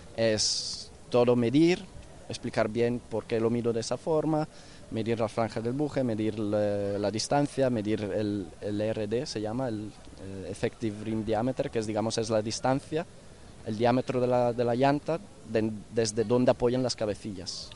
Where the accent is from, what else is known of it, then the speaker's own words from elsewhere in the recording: northern Italy, Italy; moved away as an adult; now in Barcelona, Spain; yo vengo del norte de Italia